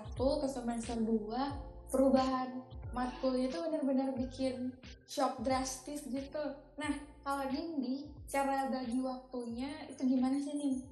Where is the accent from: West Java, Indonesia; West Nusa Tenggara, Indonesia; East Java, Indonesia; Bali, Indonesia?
East Java, Indonesia; Malang; Aku asli Malang.